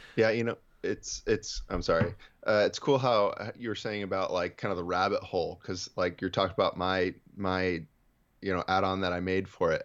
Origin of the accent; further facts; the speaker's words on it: Central Valley of California, United States; I'm from the Central Valley of California.